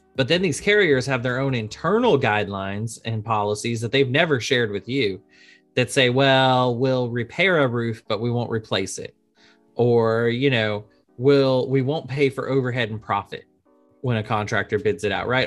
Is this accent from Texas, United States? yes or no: yes; Arlington, Texas, United States; moved away; also born or lived in Boston; I grew up in Arlington, Texas, right outside Dallas